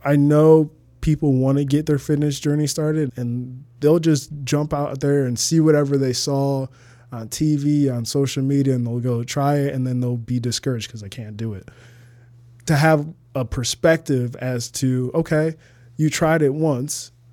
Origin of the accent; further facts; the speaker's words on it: Toledo, Ohio, United States; moved away as an adult; also born or lived in Arizona / Uganda (parents); now in Chicago, United States; I lived twenty-one years in Toledo, Ohio